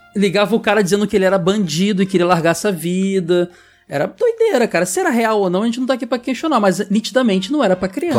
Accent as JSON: {"language": "Portuguese", "region": "Rio de Janeiro", "country": "Brazil", "said": "eu e o Ed e Sora somos do Rio"}